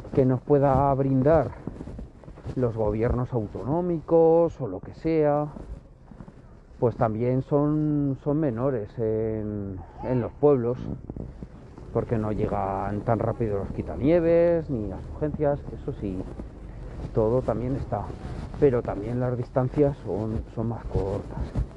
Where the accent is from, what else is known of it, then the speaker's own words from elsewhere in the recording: Sariñena, Aragon, Spain; now in Zaragoza, Spain; nací en Zaragoza y hasta los, los 8 o 9 años viví en, Zaragoza, pero luego me trasladé a, un pueblo de, de Huesca, eh, la capital de los monegros